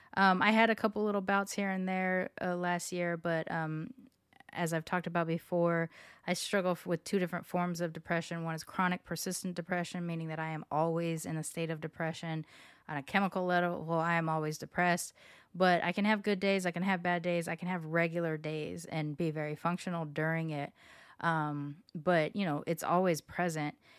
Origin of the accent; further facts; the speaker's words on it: Long Beach, California, United States; moved away as an adult; now in Houston, United States; my high school and my hometown, Long Beach